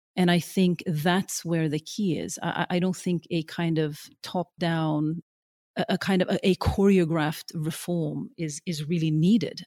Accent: Norway; moved away as an adult; now in London, United Kingdom; growing up in Norway, I always felt like, you know, this strange sort of dark child in, in the sea of the blonde and the blue-eyed

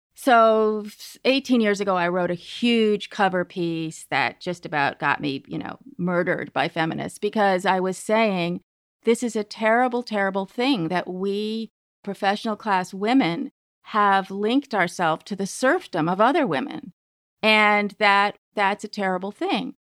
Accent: Berkeley, California, United States; I grew up in Berkeley

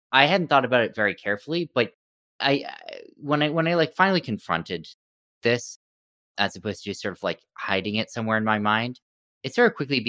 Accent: Stanford, California, United States; So I grew up in Stanford, California, went to MIT after

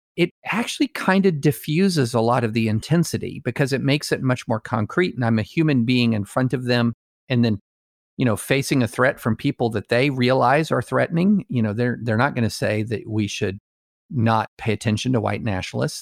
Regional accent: United States

